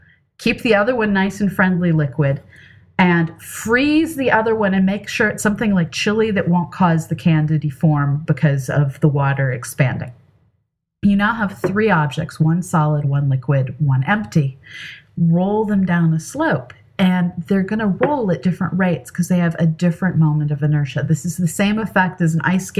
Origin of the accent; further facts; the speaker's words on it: California, United States; moved away; I grew up in California.